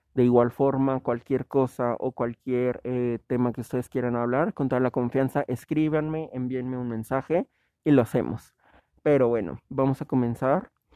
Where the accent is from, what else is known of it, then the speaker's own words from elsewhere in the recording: Mexico; como mexicanos